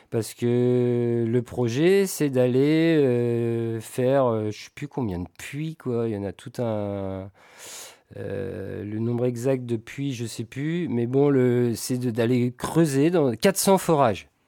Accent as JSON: {"language": "French", "country": "France", "said": "mais comme nous on est français, bah, on a Total sous la main"}